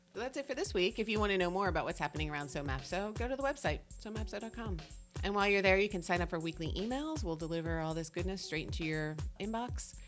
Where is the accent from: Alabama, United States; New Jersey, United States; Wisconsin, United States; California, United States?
New Jersey, United States; I'm from New Jersey, so it sounds like N A D A S